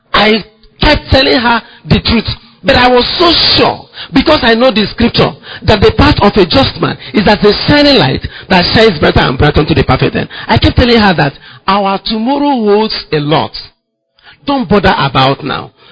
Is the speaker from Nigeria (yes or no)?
yes; Ngwa, Abia, Nigeria; I'm from Ngwa, my wife is from Nokwa